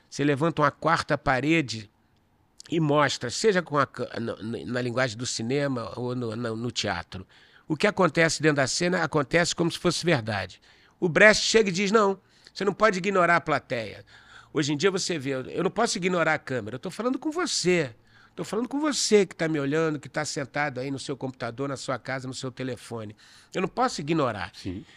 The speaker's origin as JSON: {"language": "Portuguese", "region": "Rio de Janeiro", "country": "Brazil", "tie": "born or raised there", "moved": "as an adult", "lives_now": "São Paulo, Brazil", "said": "Eu sou carioca, né? Então, o cinema, a faculdade de cinema era na U F, em Niterói. Eu morava no Leblon, nasci no Leblon"}